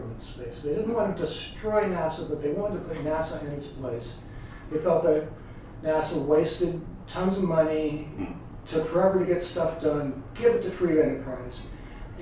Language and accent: English; New Orleans, Louisiana, United States; also born or lived in New York City / Connecticut / Bay Area / Pinehurst; now in Asheville, United States; growing up in New Orleans